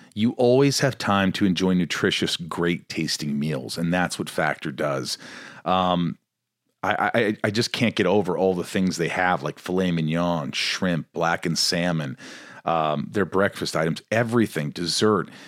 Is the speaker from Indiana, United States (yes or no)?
yes; Newburgh, Indiana, United States; I grew up in a small town called Newburgh, near Evansville, Indiana.